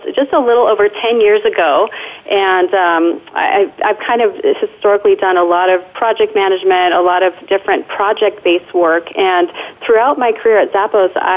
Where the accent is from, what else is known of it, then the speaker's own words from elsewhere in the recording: Denver, Colorado, United States; now in Las Vegas, United States; this is my hometown in Denver, Colorado